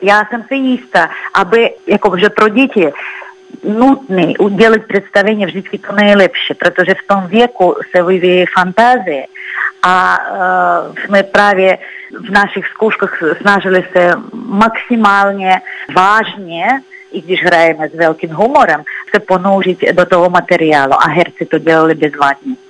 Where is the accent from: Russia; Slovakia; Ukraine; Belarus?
Russia; Czech is a second language; moved away as an adult; now in Prague, Czech Republic; jsem jako původní z Ruska